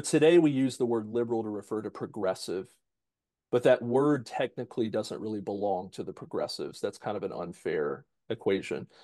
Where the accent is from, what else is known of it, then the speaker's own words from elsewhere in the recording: United States; we're American